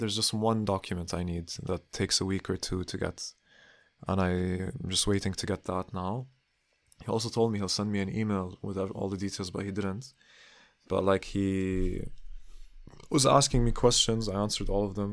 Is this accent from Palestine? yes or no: yes; Palestine; now in Berlin, Germany; soy de Palestina. I'm from Palestine.